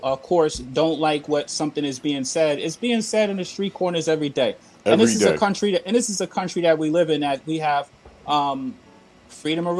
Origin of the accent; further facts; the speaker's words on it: New York, United States; I am from New York